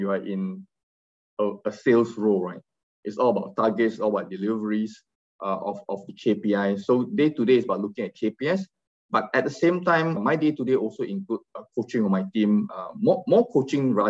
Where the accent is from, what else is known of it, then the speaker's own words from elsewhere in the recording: Kuala Lumpur, Malaysia; I'm from Kuala Lumpur, Malaysia.